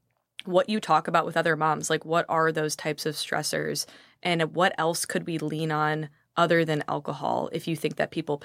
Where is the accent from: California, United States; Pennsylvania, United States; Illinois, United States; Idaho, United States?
Illinois, United States; Chicago; I grew up in Chicago.